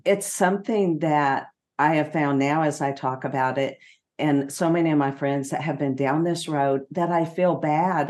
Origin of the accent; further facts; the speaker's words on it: Austin, Texas, United States; here in my hometown of Austin.